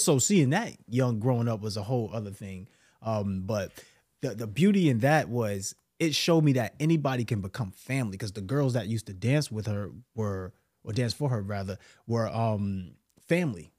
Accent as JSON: {"language": "English", "town": "New York City", "region": "New York", "country": "United States", "tie": "born or raised there", "said": "I'm from New York City, bro, Brooklyn"}